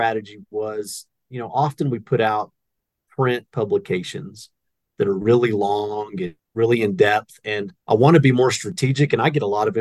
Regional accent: Texas, United States; moved away as an adult; also born or lived in Oklahoma; now in Wyoming, United States; I was born in Oklahoma and I grew up in Texas

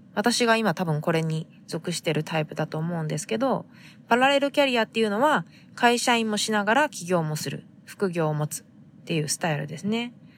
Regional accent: Fukuoka, Japan; now in San Diego, United States; 私が生まれ育った、えー、福岡の海

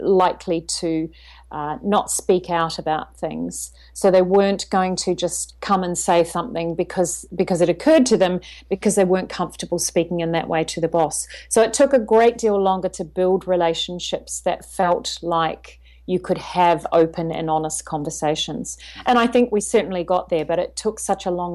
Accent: New Zealand; also born or lived in China; now in Sydney, Australia; I'm originally from New Zealand, so I'm a Kiwi, I would say, at heart.

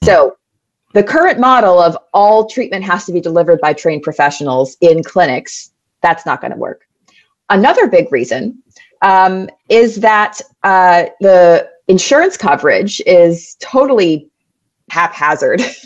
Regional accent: New York City, New York, United States; I grew up in New York City. Uh, born and raised in Manhattan, New York

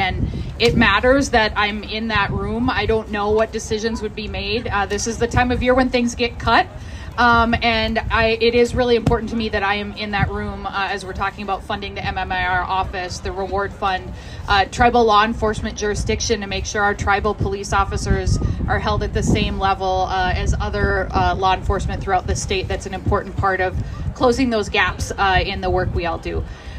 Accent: Cass Lake, Minnesota, United States; So I'm from Leech Lake. I grew up in the Cass Lake area. I now represent Ramsey County suburbs

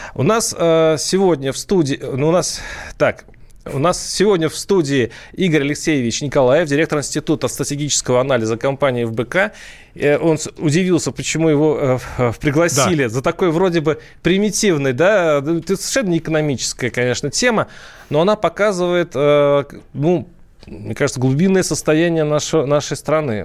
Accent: Tver Oblast, Russia; я сам из Тверской области

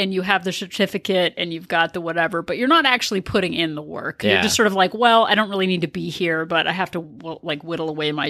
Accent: Denmark; born there; Well, I was born in Denmark, so it's probably had something to do with me. Have I told you I was born overseas?

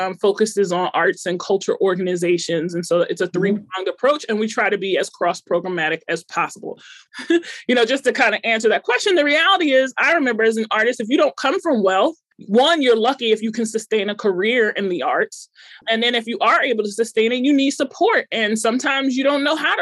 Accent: Long Island, New York, United States; moved away as an adult; now in Pittsburgh, United States; I'm from Long Island. I moved to Pittsburgh in 2010 to work at the August Wilson Center.

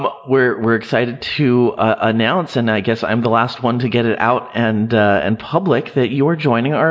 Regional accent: West Covina, California, United States; Yeah, I grew up in West Covina.

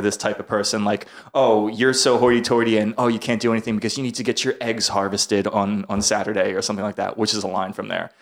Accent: New York City, New York, United States; I'm from, I'm from New York City

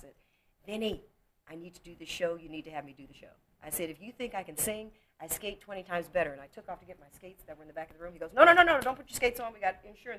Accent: Toledo, Ohio, United States; born or raised there; moved away

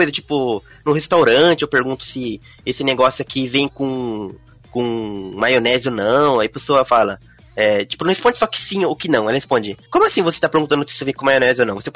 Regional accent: Brazil; now in Japan; sou brasileiro, que eu não sou japonês

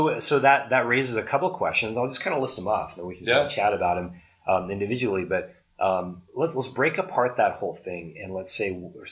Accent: Oregon, United States; now in Arizona; I was from Oregon, and Oregon's pretty, you know, considered pretty beautiful, but I love Arizona.

